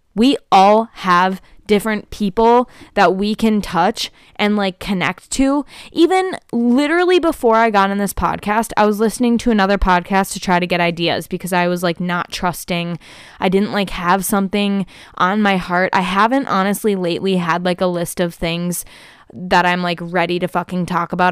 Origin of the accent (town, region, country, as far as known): Prior Lake, Minnesota, United States; born or raised there